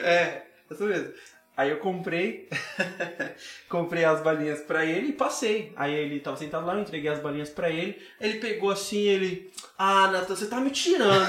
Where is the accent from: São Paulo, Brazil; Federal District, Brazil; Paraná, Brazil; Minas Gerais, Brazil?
Federal District, Brazil; Sol Nascente; Adolescente, cresci aqui no Sol Nascente